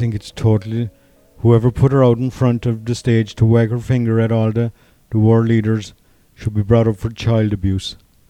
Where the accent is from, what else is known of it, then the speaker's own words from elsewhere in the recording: Newmarket, Munster, Ireland; I was born in a small town in North Cork, Newmarket, same as your dad.